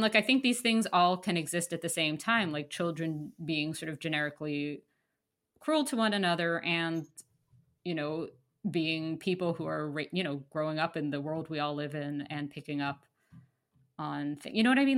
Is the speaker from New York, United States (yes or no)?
yes; New York, United States; I grew up in Manhattan